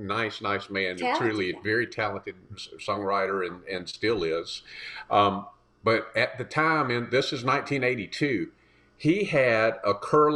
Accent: South Carolina, United States; moved away as an adult; now in Nashville, United States; I was here for 6 months prior to Linda moving here. I'm from South Carolina originally.

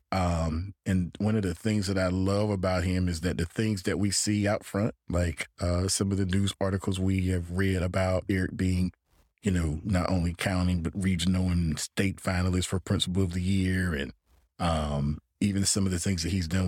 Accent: Gainesville, Florida, United States; No, I grew up in Gainesville, in Florida.

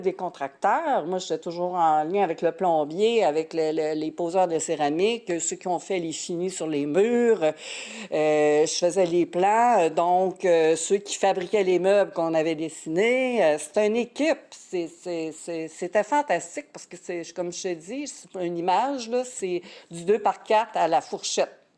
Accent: Quebec City region, Canada; moved away; je viens de la région de Québec

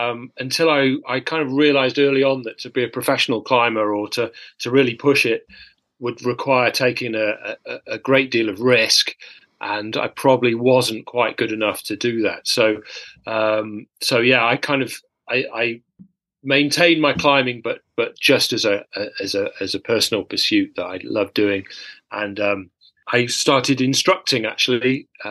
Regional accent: Sheffield, Yorkshire and the Humber, United Kingdom; I grew up in Sheffield, climbing on the gritstone crags there

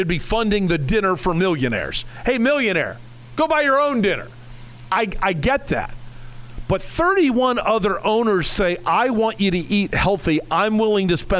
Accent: Ohio, United States; moved away; also born or lived in Kansas City; growing up in Ohio, then really experiencing SEC football, then moving to Kansas City, which is not a good college football city, but an incredible basketball city, and then coming here

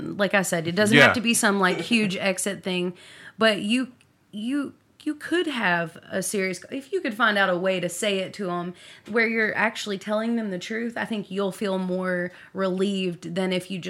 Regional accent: Owensboro, Kentucky, United States; moved away as an adult; also born or lived in Bowling Green, Kentucky / Louisville, Kentucky / Nashville, Tennessee; I avoided moving back to Owensboro for 15 years. I moved to Bowling Green. I lived here most. I've moved here twice now. Mm-hmm. And then I lived in Louisville and Nashville. And I just was like, I'll never move back to my hometown.

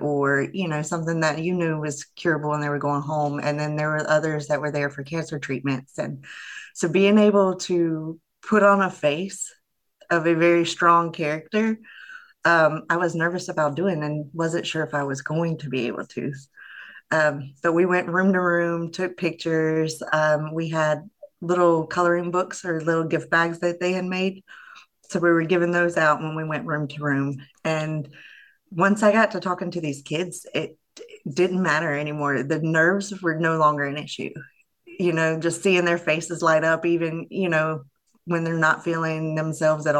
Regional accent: Virginia Beach, Virginia, United States; I grew up in Virginia Beach

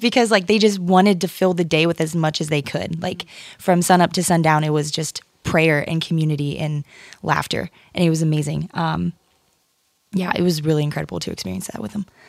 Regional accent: Ohio, United States; moved away as an adult; also born or lived in Connecticut; now in Port Chester, United States; I'm originally from Ohio

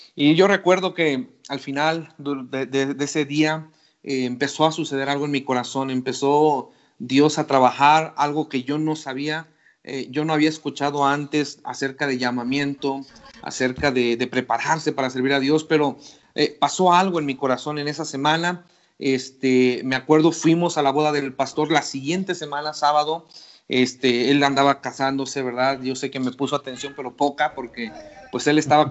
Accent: Ciudad Victoria, Tamaulipas, Mexico; moved away as an adult; also born or lived in Querétaro / Rayón, San Luis Potosí; now in Pachuca, Mexico; regresé a Ciudad Victoria, de donde originalmente yo salí

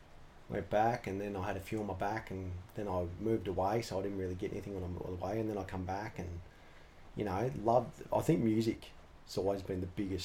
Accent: Sheffield, Yorkshire and the Humber, United Kingdom; I reckon growing up in Sheffield, I used to see a few of the guys come in.

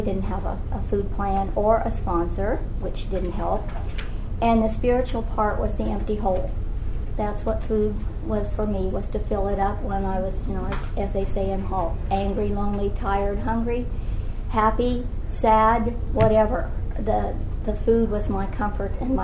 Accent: Colorado, United States; also born or lived in Louisiana; now in California, United States; I'm from Colorado

